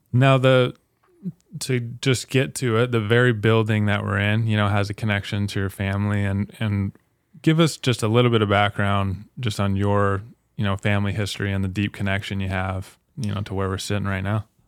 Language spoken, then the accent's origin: English; Salt Lake City, Utah, United States; now in Spokane, United States; I'm from Salt Lake City